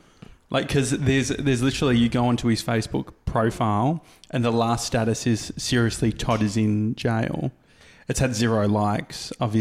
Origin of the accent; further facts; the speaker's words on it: Australia; Because as an Australian, you